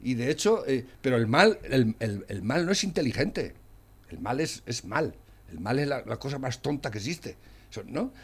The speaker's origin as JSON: {"language": "Spanish", "country": "Spain", "said": "Yo como español"}